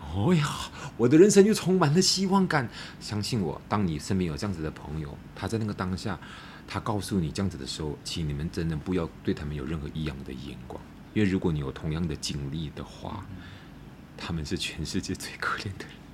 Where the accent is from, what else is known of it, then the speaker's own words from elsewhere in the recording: Malacca, Malaysia; moved away as an adult; also born or lived in Kuala Lumpur; 我回到马六甲